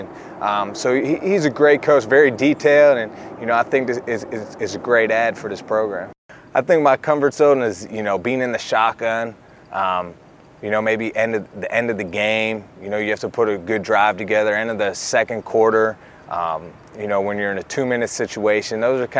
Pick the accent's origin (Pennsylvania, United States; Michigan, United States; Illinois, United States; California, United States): Pennsylvania, United States; Pittsburgh; moved away as an adult; also born or lived in Toledo, Ohio; I'm from Pittsburgh, Pennsylvania, so I'm an East Coast guy out here in the West Coast now